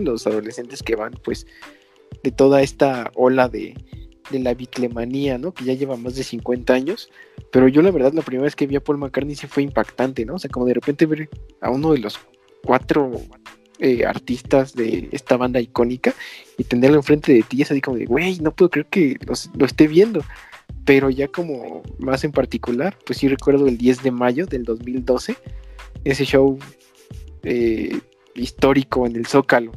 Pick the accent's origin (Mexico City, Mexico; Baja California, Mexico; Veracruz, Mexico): Mexico City, Mexico; nosotros somos del sur de la Ciudad de México